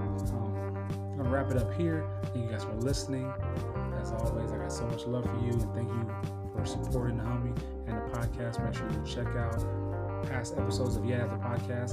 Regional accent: San Diego, California, United States; San Diego, California, my hometown

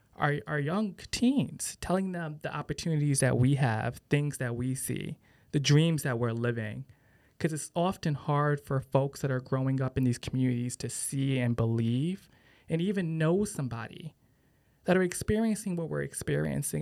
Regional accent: Bridgeport, Connecticut, United States; my hometown of Bridgeport. And I think about growing up in an inner city

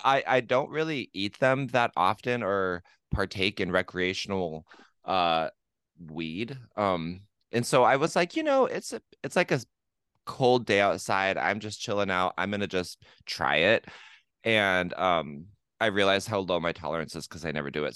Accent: La Grande, Oregon, United States; Le Grand, my hometown where I was born and raised

